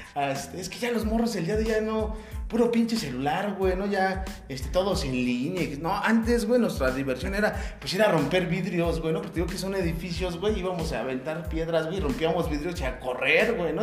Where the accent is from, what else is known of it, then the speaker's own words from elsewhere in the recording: Ecatepec, State of Mexico, Mexico; nací en la raza, este, pues ya toda mi vida, este. No toda mi vida he vivido aquí en Ecatepec